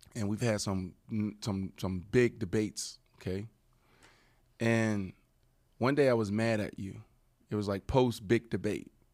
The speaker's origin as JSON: {"language": "English", "town": "Pittsburgh", "region": "Pennsylvania", "country": "United States", "tie": "born or raised there", "said": "where I grew up in Pittsburgh, really intense"}